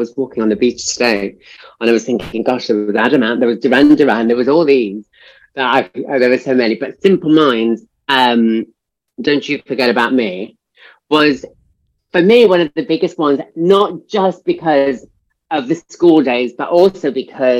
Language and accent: English; Swansea, Wales, United Kingdom; also born or lived in Chile / London; now in Barcelona, Spain; born in Chile, but we moved to London and then Wales. And so I grew up in Wales.